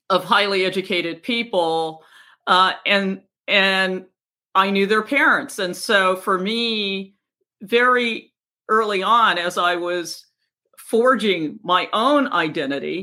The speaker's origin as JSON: {"language": "English", "region": "Virginia", "country": "United States", "tie": "born or raised there", "also_born_or_lived": "Washington, D.C.", "said": "as a little kid, we moved from Washington, D.C. to segregated Virginia"}